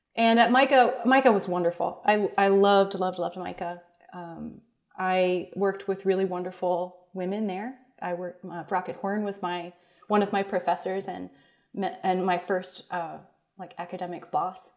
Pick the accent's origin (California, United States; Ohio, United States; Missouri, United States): Ohio, United States; Columbus; also born or lived in Cincinnati, Ohio; I grew up in Columbus, Ohio